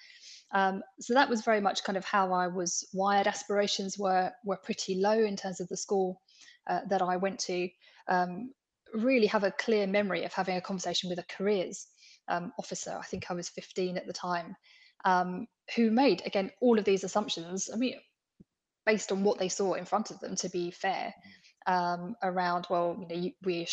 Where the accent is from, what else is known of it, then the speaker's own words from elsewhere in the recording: London, United Kingdom; I was born in the East End of London, into a very working class background. I lived on a council estate. I went to a comprehensive school.